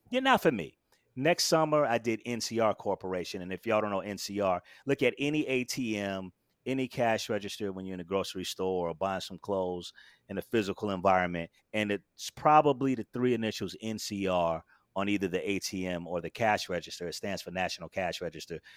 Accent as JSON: {"language": "English", "town": "Daytona Beach", "region": "Florida", "country": "United States", "tie": "born or raised there", "moved": "as an adult", "lives_now": "Brooklyn, United States", "said": "born and raised in Daytona Beach, Florida"}